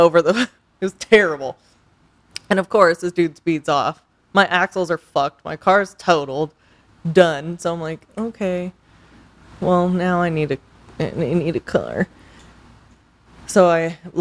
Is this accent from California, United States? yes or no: yes; Los Angeles, California, United States; I'm from L.A.